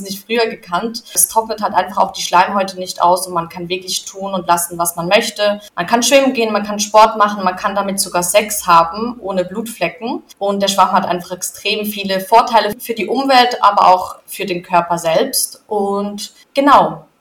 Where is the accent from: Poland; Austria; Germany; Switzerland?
Switzerland; ich bin in der Schweiz aufgewachsen und da zur Schule gegangen